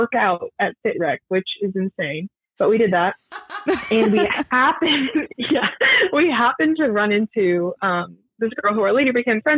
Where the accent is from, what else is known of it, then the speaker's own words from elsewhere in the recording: Milton, Massachusetts, United States; moved away as an adult; now in Nashville, United States; So I'm from Massachusetts. I'm from a town called Milton, just like 20 minutes south of Boston